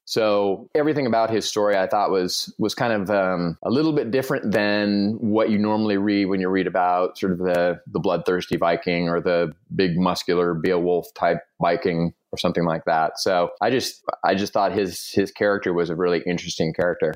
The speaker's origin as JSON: {"language": "English", "region": "Southern California", "country": "United States", "tie": "born or raised there", "said": "I was born and raised in Southern California"}